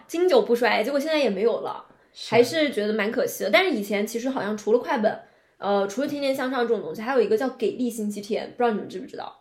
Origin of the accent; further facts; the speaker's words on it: Shenzhen, Guangdong, China; 因为我们是在深圳长大的嘛，